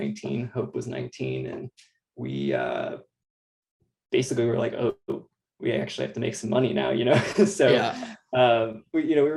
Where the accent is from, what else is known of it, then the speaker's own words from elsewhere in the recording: Austin, Texas, United States; I'm from Austin, Texas. I grew up in a suburb north of Austin.